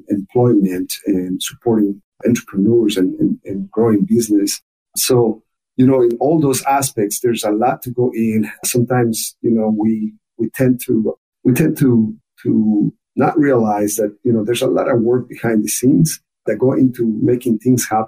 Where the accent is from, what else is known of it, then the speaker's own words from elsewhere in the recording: Ecuador; accent: very thick accent; English is a second language; moved away as an adult; also born or lived in Michigan; now in United States; I was born and raised in Ecuador